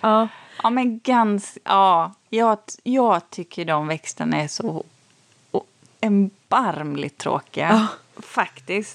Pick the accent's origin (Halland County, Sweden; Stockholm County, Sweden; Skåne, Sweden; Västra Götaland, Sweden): Västra Götaland, Sweden; Borås; jag är uppvuxen um, i Borås. Uh, jag flyttade ju dit när jag var fyra, skulle fylla fem.